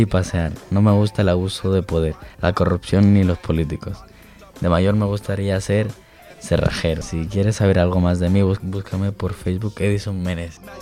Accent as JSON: {"language": "Spanish", "town": "Barcelona", "region": "Catalonia", "country": "Spain", "tie": "born or raised there", "said": "nací en Barcelona, pero mi familia es ecuatoriana."}